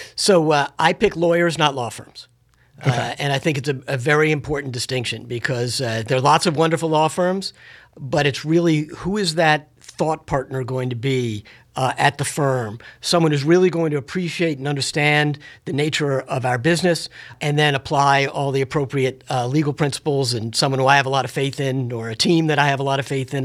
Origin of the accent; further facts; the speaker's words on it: Washington, District of Columbia, United States; having been born and raised in Washington, D.C.